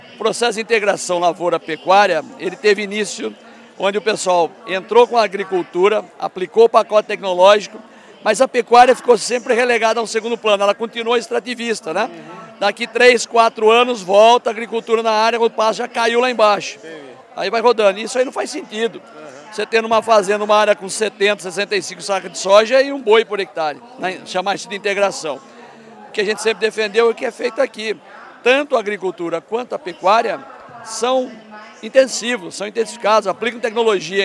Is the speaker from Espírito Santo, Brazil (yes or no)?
no; Tatuí, São Paulo, Brazil; moved away as an adult; also born or lived in São Manuel / Piracicaba; Mas eu fui criado, eu sou de Tatuí